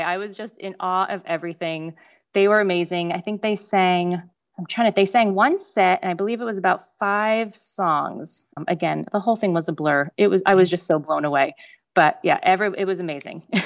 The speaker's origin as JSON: {"language": "English", "region": "Northeast", "country": "United States", "tie": "born or raised there", "moved": "yes", "lives_now": "Orlando, United States", "said": "I grew up in the Northeast"}